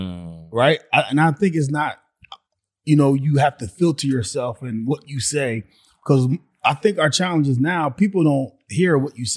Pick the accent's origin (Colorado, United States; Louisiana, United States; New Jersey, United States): New Jersey, United States; Glassboro; also born or lived in Camden, New Jersey; we moved to like a suburban town called Glassboro.